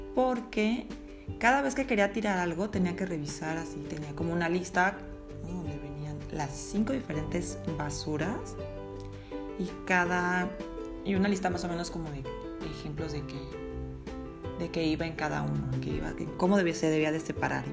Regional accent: Mexico; moved away as an adult; yo pues nací en México

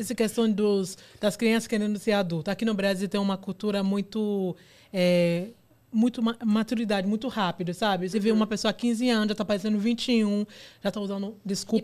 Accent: Nigeria; Portuguese is a second language; now in São Paulo, Brazil; Eu sou então. nigeriana

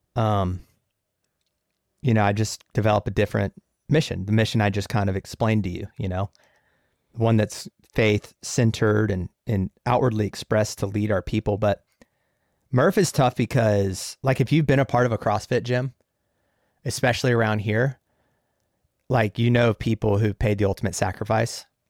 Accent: Jacksonville, United States; my hometown is Jacksonville

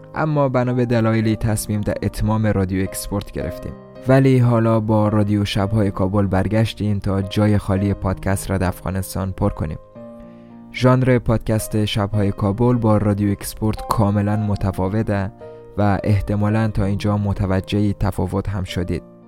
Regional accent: Iran; خودم هم لحجه درست حسابی در این نداره چون در ایران در دنیا آمدم

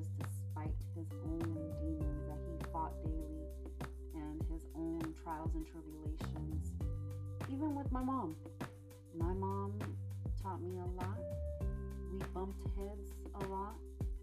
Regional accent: Sacramento, California, United States; also born or lived in Mexico; I grew up in Sacramento, California, so I am a California Mexican

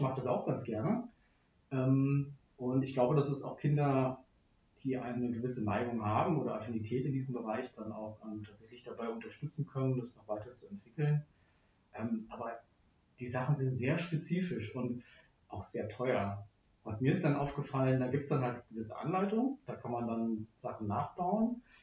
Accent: Frankfurt area, Hesse, Germany; Ich bin dann nicht in Frankfurt groß geworden, sondern äh, im, im, Umland

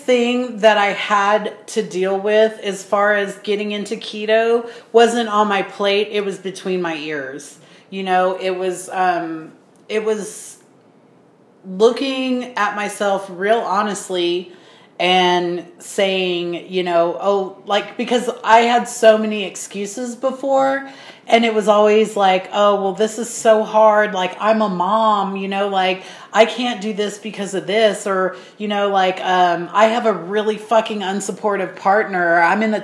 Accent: United States; we're American

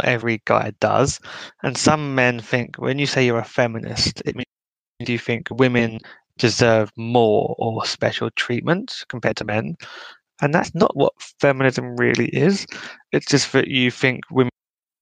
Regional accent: United Kingdom; being a Brit

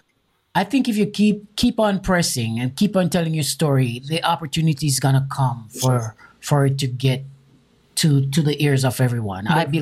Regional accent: Jamaica; now in United States; I'm from Jamaica, right? And the ghettos here, I can tell you right now, ghettos here are palaces and hotels.

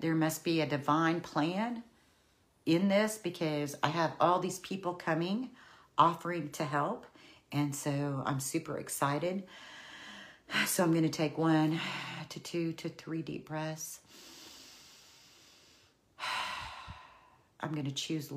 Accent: Oklahoma, United States; I'm from Oklahoma, the land of the long goodbye

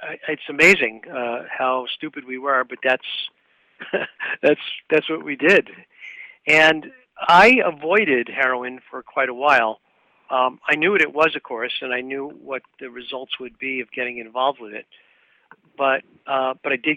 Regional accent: New York City, New York, United States; I was born in Brooklyn, New York, and I was raised in what I would call a middle-class family environment

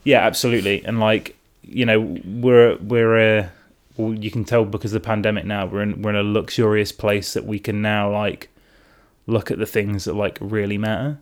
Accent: Derby, East Midlands, United Kingdom; now in London, United Kingdom; I was born in Derby.

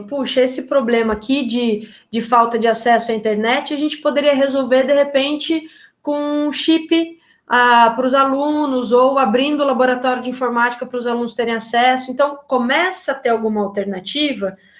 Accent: Taubaté, São Paulo, Brazil; Eu sou de Tabaté, é, na região do Vale do Paraíba, em São Paulo

